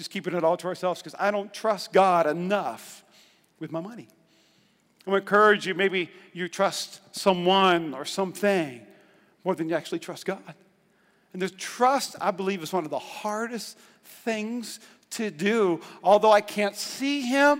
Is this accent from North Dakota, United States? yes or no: yes; North Dakota, United States; I'm from North Dakota.